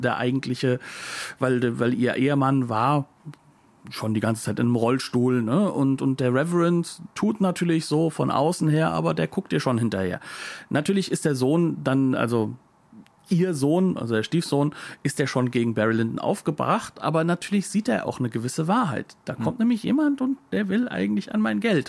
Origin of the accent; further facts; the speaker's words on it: Germany; wir als Deutsche